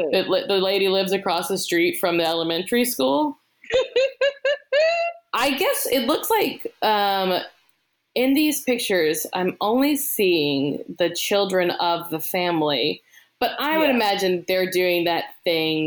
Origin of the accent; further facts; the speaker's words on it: the South, United States; moved away; I come from the South